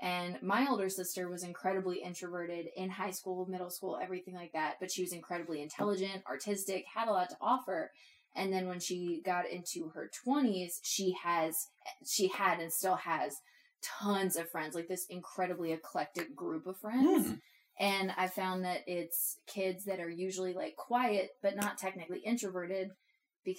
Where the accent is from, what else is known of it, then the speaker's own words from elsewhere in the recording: Maryland, United States; I'm from Maryland, where lacrosse is bigger than football